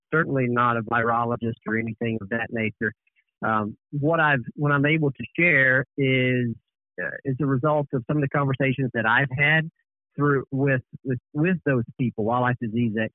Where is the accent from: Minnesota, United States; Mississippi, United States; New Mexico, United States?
Mississippi, United States; Calhoun County; moved away; I grew up in Calhoun County